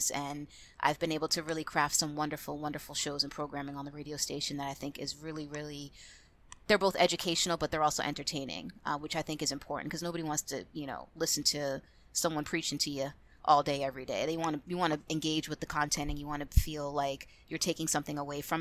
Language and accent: English; Boston, Massachusetts, United States; I was actually born and raised in Boston, Massachusetts. No, I don't have an accent. I lost it many, many years ago.